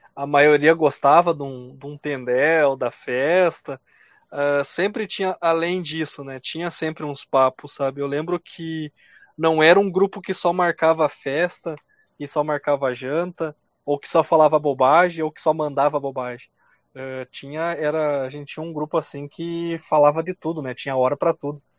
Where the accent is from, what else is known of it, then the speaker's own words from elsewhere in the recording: Carazinho, Rio Grande do Sul, Brazil; nós somos de Carazinho, uma Sim. cidade de 60 mil habitantes